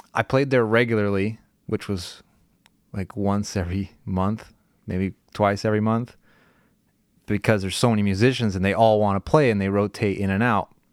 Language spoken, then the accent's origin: English; California, United States; I grew up in California